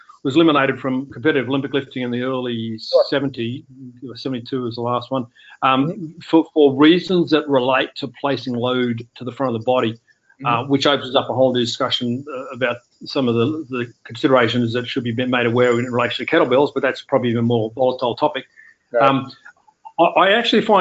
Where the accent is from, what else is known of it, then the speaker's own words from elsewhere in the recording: Australia; I'd say Australia